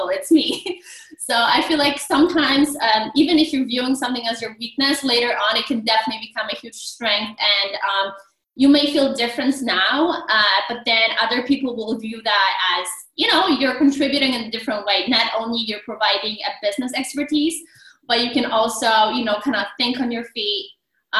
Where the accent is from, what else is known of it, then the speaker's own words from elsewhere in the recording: Poland; English is a second language; moved away; I have an accent. I'm originally from Poland